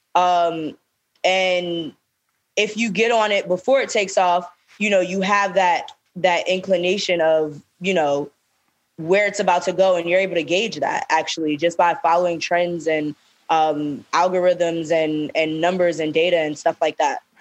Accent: New York City, New York, United States; we're from Brooklyn

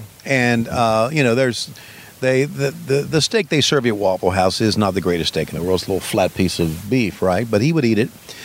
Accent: Virginia, United States; Well, I'm from the South. Well, not really. Virginia's from the South.

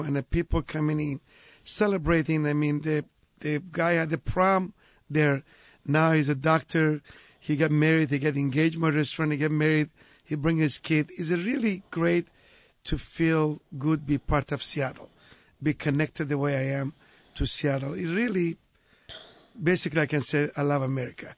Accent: Marche, Italy; born or raised there; moved away

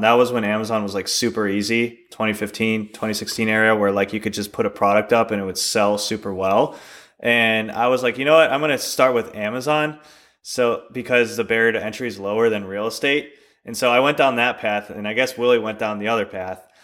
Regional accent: Chicago, Illinois, United States; moved away as an adult; we actually both grew up in, uh, Chicago.

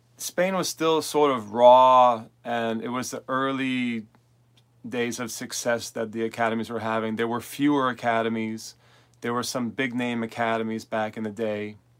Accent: New York City, New York, United States; moved away as an adult; now in Manchester, Vermont, United States; I'm originally from New York City

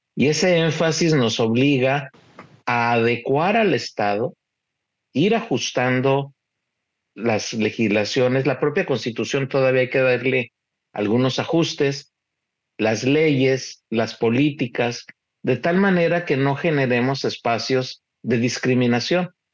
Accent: Mexico; somos la nación mexicana

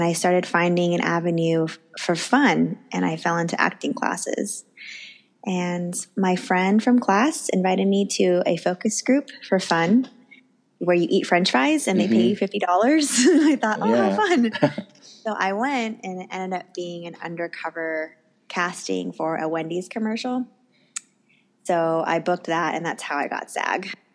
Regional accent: United States; I'm Chinese American

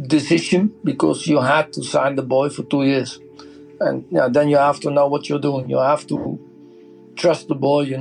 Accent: Netherlands; I'm from Holland.

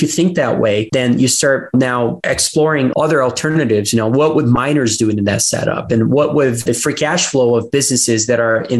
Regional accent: Brazil; I'm from Brazil

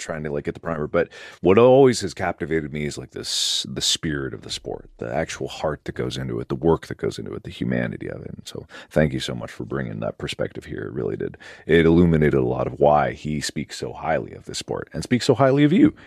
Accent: Cincinnati, Ohio, United States; moved away; Cincinnati, my hometown too

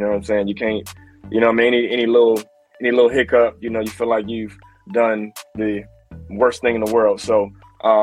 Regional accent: Chicago, Illinois, United States; I'm actually originally from Chicago as well. So shout out to the Shy. You know what I mean? I accepted the Lord in my life at the age of 7. At an early age, and then of course growing up in Chicago

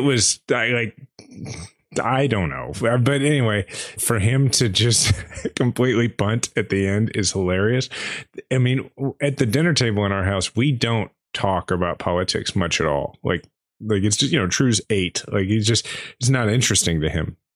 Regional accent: Kansas City, United States; proud as I am to be from Kansas City

